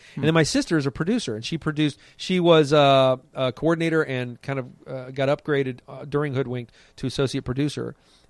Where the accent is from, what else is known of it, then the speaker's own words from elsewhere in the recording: Columbus, Ohio, United States; also born or lived in Anderson, Indiana; I actually ended up going to school there in Indiana, but grew up most of my childhood in Columbus, Ohio.